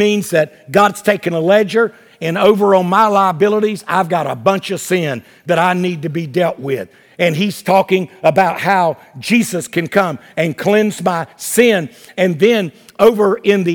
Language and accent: English; Wilmington, North Carolina, United States; Market Street in Wilmington, North Carolina, my hometown